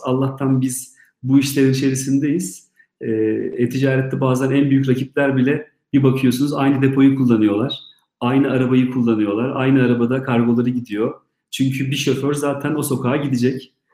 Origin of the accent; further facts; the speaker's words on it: Istanbul, Turkey; ben İstanbul'da doğdum